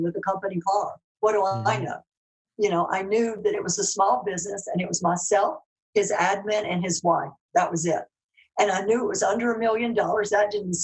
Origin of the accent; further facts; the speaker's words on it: Mississippi, United States; accent: Southern; moved away; also born or lived in Dallas, Texas / Europe; I'm from Mississippi, working class family.